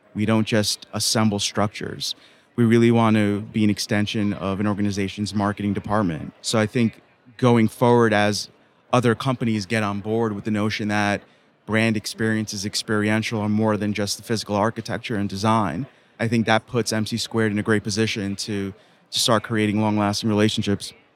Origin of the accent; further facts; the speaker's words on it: New York City, New York, United States; Son of two immigrant parents growing up in Queens, New York